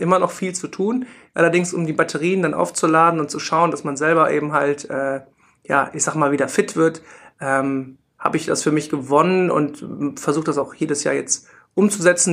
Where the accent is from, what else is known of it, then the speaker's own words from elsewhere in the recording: Rhineland, Germany; also born or lived in Munich; bin ich halt Rheinländer und wollte unbedingt auch wieder zurück ins Rheinland